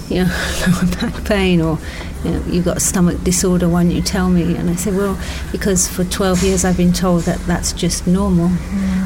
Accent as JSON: {"language": "English", "region": "England", "country": "United Kingdom", "said": "I'm English"}